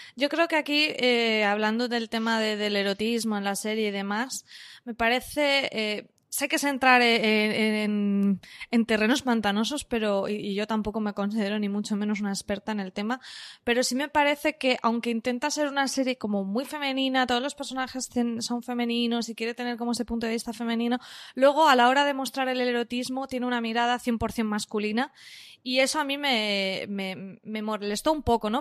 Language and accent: Spanish; Valencian Community, Spain; yo soy valenciana